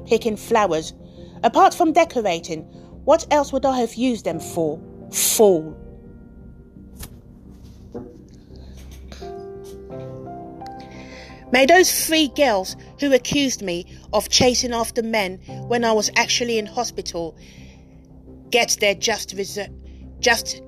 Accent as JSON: {"language": "English", "country": "United Kingdom", "also_born_or_lived": "Nigeria", "said": "I'm British"}